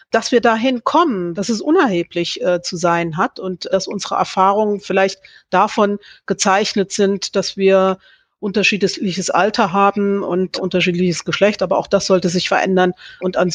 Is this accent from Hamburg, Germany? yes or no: no; Thuringia, Germany; wenn ich in Gera bin, auch dann wiederum glaubhaft zu vermitteln, ich bin aus Thüringen, aber weil ich es auch schon von klein auf eher mit dem Hochdeutschen gehalten habe.